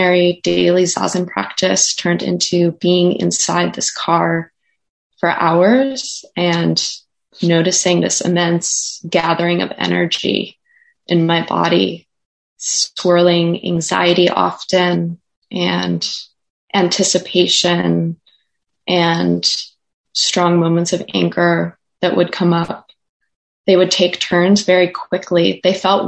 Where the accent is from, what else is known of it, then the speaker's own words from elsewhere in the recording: Minnesota, United States; moved away; my memory of growing up in Minnesota